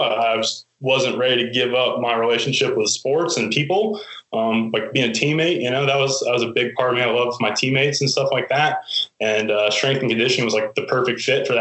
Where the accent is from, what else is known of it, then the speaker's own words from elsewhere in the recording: Hampton, Virginia, United States; my hometown of Hampton